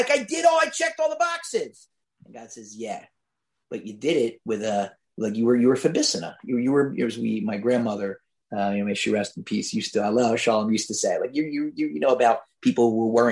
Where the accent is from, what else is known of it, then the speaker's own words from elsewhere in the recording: Philadelphia, Pennsylvania, United States; I'm from Philadelphia